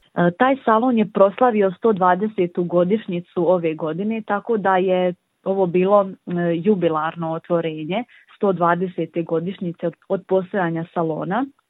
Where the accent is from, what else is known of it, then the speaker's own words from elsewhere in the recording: Livno, Federation of Bosnia and Herzegovina, Bosnia & Herzegovina; also born or lived in Split, Croatia; dolazim iz Livna